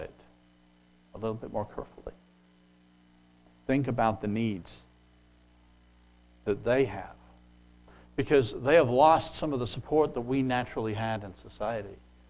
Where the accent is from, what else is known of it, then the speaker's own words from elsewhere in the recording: England, United Kingdom; moved away; When I grew up in England